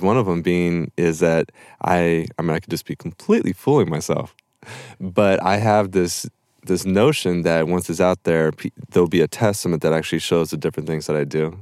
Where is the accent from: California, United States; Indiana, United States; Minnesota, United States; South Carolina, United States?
California, United States; Topanga; I grew up in Topanga Canyon